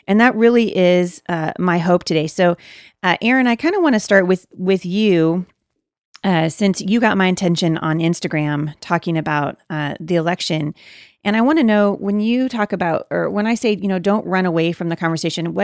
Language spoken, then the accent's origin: English; Portland, Oregon, United States; I live, near Portland, but I was born and raised right in the Portland, Oregon area